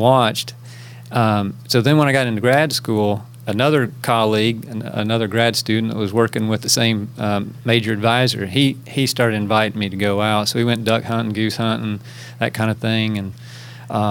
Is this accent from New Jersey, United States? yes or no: no; Kansas, United States; moved away as an adult; also born or lived in Florida; now in Tennessee, United States; I'm from Kansas originally. That's where I grew up.